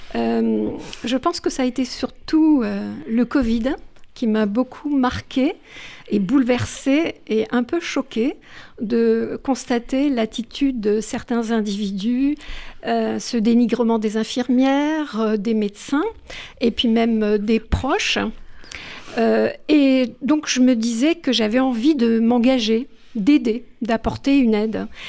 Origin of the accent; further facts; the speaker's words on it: La Goulette, Tunis Governorate, Tunisia; now in France; j'ai grandi, euh, je suis née à la Goulette